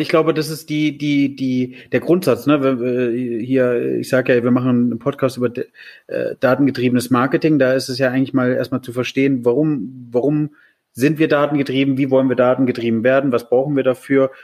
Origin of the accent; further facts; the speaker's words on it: Germany; wir als Deutsche